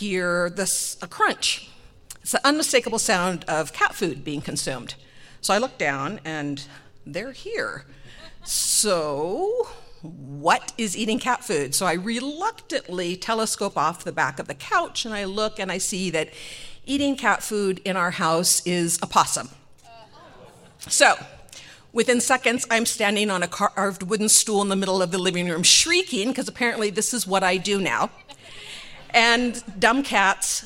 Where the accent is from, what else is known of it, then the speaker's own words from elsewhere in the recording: United States; also born or lived in California; I'm Nigerian American, which is essentially American